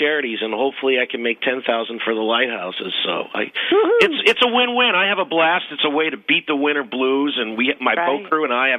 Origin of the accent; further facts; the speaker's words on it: United States; moved away as an adult; I grew up on the Connecticut River as a kid, and I moved to this area in 1980